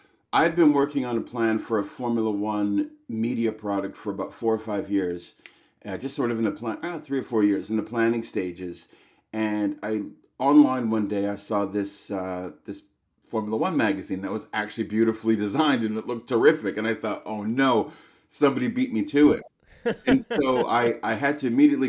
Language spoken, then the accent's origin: English; Vancouver, British Columbia, Canada; also born or lived in London, England; I grew up here in Vancouver. I wanted to work in the financial market. So I moved to London, England when I was 19 years old